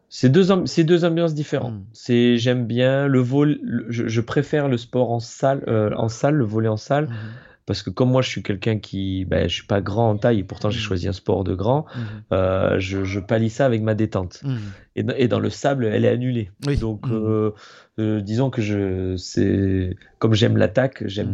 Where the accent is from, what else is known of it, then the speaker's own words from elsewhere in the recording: Montpellier, Occitania, France; je suis de Montpellier